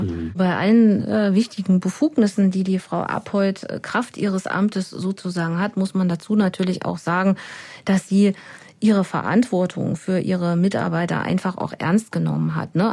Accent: Germany; moved away; Ich komme ja aus dem Harz ursprünglich

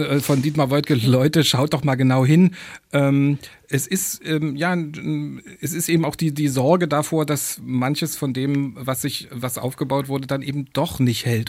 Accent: Dessau, Saxony-Anhalt, Germany; in Sachsen-Anhalt, wo ich aufgewachsen bin, Dessau

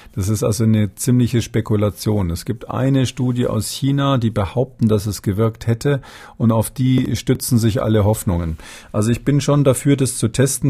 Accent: Germany; wir durchaus als Deutsche

